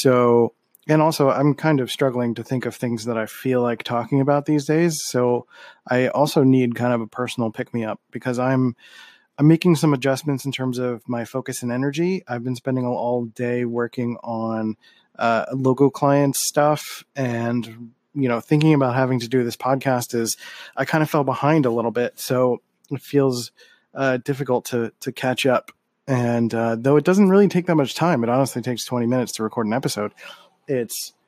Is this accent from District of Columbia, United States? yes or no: no; Philadelphia, Pennsylvania, United States; I'm from Philly and we have a lot of great Philly soul